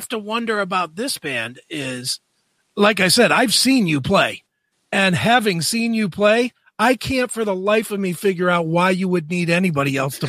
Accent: Cleveland, Ohio, United States; Derek's from Cleveland, I'm from Cleveland.

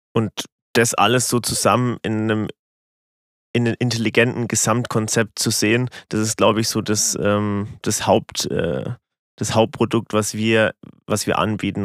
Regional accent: Rottendorf, Bavaria, Germany; Ich komme aus Rottendorf

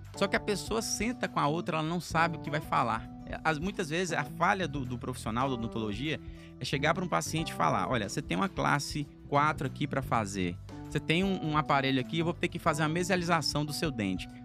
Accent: Guanambi, Bahia, Brazil; moved away; also born or lived in Rio de Janeiro; eu sou lá de Guanambi, interior da Bahia, apesar de não parecer baiano

